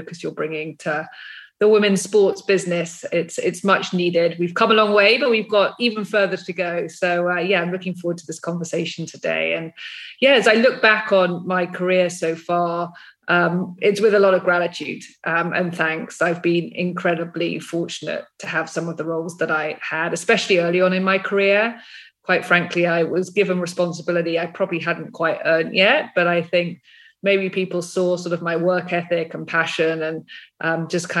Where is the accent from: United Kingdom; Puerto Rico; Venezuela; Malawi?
United Kingdom; moved away as an adult; now in United States; you can probably tell from my accent, I grew up across the pond. In fact, I'm back in the UK at the moment just for a few days